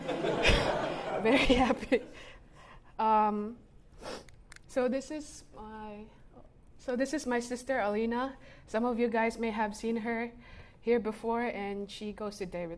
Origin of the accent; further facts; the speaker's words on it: Cagayan de Oro, Northern Mindanao, Philippines; I was born and raised in Cagayan de Oro City in the Philippines.